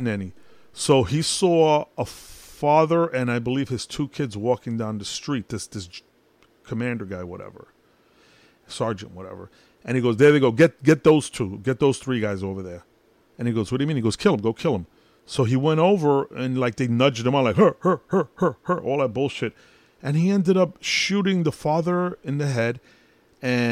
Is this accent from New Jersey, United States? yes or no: no; New York City, New York, United States; I'm Puerto Rican, but I was born in Brooklyn